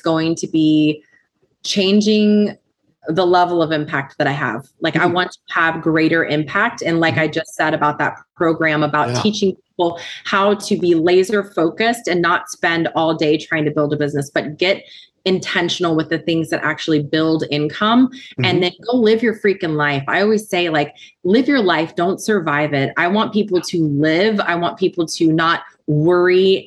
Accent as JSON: {"language": "English", "region": "Southern United States", "country": "United States", "also_born_or_lived": "Nicaragua", "said": "a true Southern American girl"}